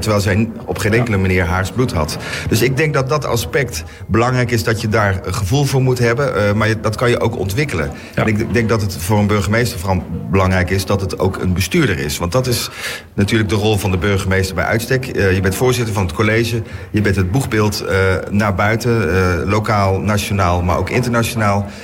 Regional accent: North Brabant, Netherlands; now in The Hague, Netherlands; ik ben zelf, eh, zo ik iets ben, ben ik Brabander.

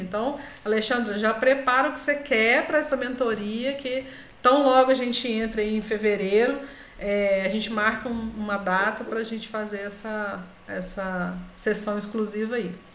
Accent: Brazil; nós, né, brasileiros falando inglês

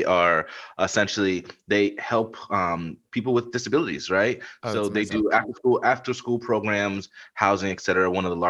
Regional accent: Baltimore, Maryland, United States; born there; So I was, you know, I kind of moved up and down the East Coast a bit. My dad was an engineer for GE and Duracell for years, man. So like, born in Baltimore, we were in Rale

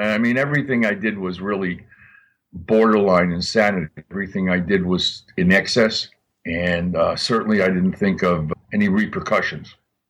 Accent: Miami, Florida, United States; And since I came from Miami and I knew I had the best, I didn't give a shit.

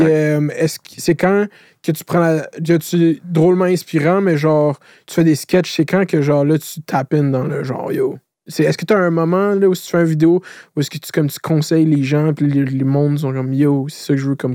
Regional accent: Laval, Quebec, Canada; je viens de Laval. Laval, c'est une ville d'autoroute. J'habite à côté de la 15.

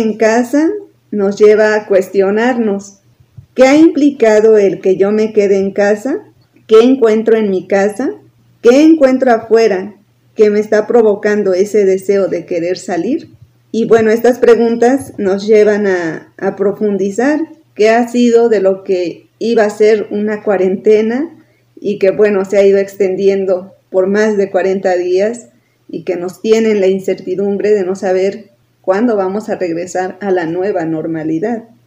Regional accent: Tulancingo de Bravo, Hidalgo, Mexico; moved away as an adult; también soy originaria de Tulancingo, de Bravo Hidalgo. Desde el 2006 dejé de vivir en Tulancingo

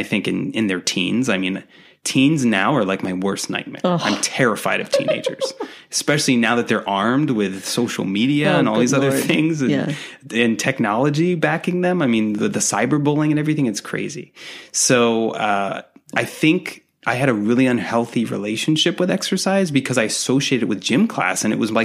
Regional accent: Dartmouth, Massachusetts, United States; accent: Boston; moved away; I'm from Dartmouth, Mass, originally.

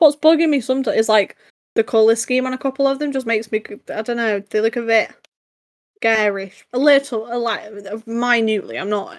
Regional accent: London, United Kingdom; We're all from London.

